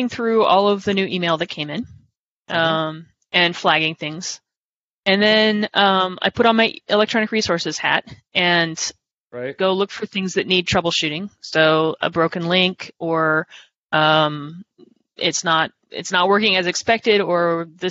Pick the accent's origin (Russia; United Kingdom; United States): United States; Ohio; I grew up in Ohio.